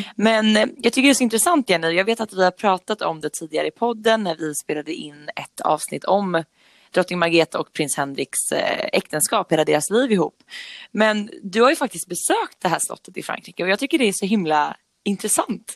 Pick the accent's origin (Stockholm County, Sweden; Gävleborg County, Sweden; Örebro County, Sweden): Örebro County, Sweden; Nora; Jag är uppvuxen i Nora som ligger norr om Örebro